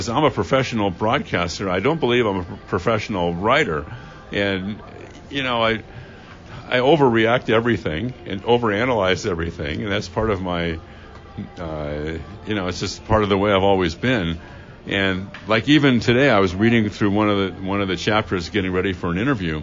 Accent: Los Angeles, California, United States; now in San Francisco Bay Area, United States; growing up in L.A.

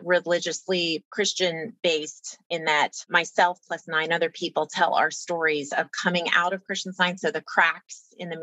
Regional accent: Louisiana, United States; I grew up in Louisiana

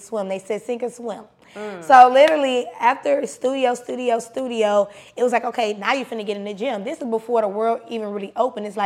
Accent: South Side, Clayton County, Georgia, United States; also born or lived in Maryland; on the South Side, I really just repped the South Side because that's where what I grew up

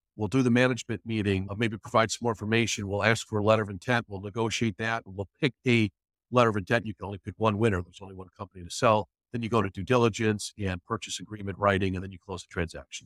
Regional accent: Chicago, Illinois, United States; I grew up in the Chicago area, from Chicago originally, live in the city now.

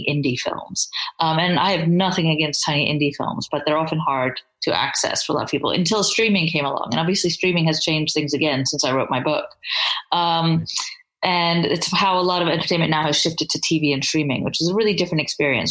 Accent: England, United Kingdom; that's me being English there

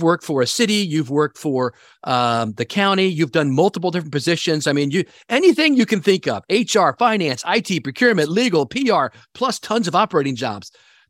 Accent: Maryland, United States; my home state of Maryland.

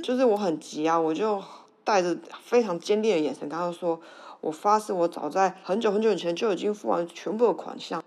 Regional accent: Taiwan; 我来自台湾

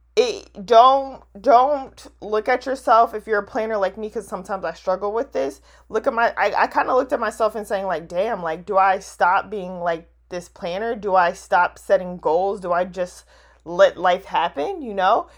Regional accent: New Jersey, United States; now in DMV area, United States; I'm, I'm from Jersey

